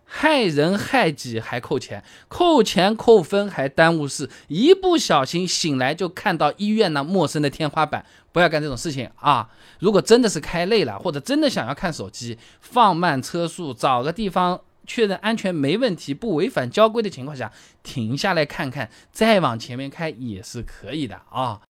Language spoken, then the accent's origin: Chinese; Hangzhou, Zhejiang, China; 我们杭州话就搁在那边